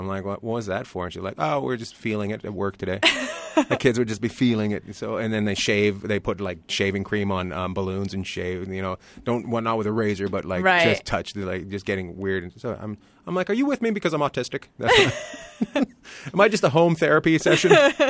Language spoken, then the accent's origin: English; Long Beach, California, United States; I come from Long Beach too.